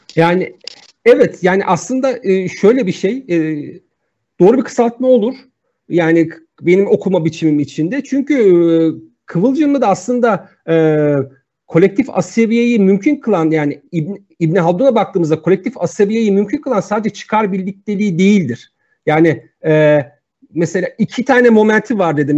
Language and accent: Turkish; Turkey; Ben bir Türk'üm.